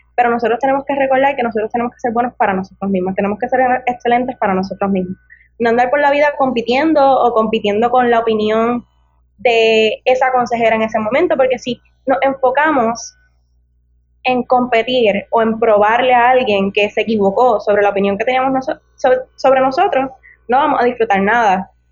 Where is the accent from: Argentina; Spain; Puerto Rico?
Puerto Rico; Ponce; yo tengo 23 años y soy natural del pueblo de La Quenepa, de Ponce